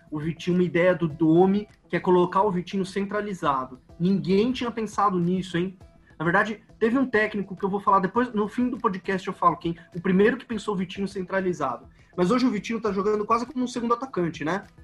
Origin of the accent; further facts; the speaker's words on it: São Paulo, Brazil; É, eu sou de São Paulo. São Paulo tem uma cultura de futebol muito, muito, muito diferente da cultura do Rio.